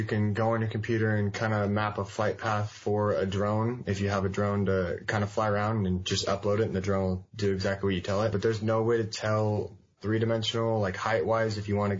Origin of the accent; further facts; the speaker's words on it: Bellevue, Washington, United States; I'm from Bellevue, Washington. I kind of grew up here since I was like 11 or 12, I think, or maybe 10 or 11